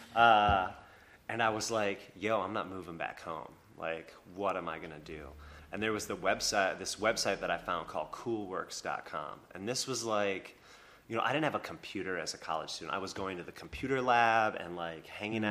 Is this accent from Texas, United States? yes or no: no; Minnesota, United States; also born or lived in Anchorage, Alaska; now in Asheville, United States; I'm from, I grew up in Minnesota